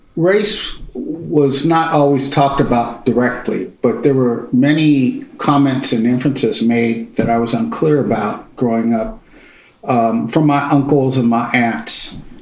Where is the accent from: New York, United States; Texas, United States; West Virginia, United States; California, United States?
California, United States; Pittsburg; also born or lived in Concord, California; I grew up in Pittsburgh and Concord, California